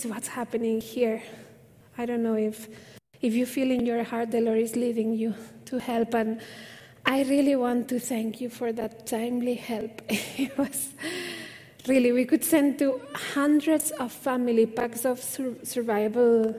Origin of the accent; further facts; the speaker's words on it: Spain; moved away as an adult; now in India; I'm from Spain originally. Now I'm Indian at heart. I think it's been 17 years